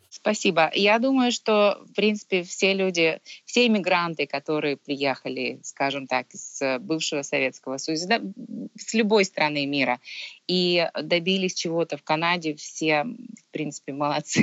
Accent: Kharkiv, Kharkiv Oblast, Ukraine; moved away as an adult; now in Ontario, Canada; Родом я сама изначально с Украины, а, я из Харькова, я закончила в Харькове Харьковский государственный университет.

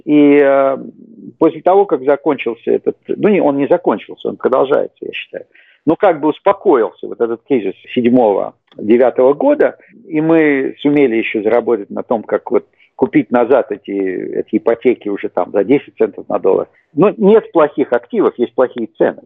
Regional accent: Saint Petersburg, Russia; moved away as an adult; now in United States; Я родился в Советском Союзе, как я думаю, многие слушатели. Вырос в городе Ленинграде

